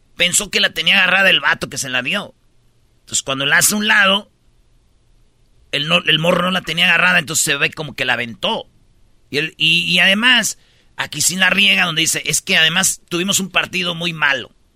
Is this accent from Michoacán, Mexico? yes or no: yes; Michoacán, Mexico; yo soy de Michoacán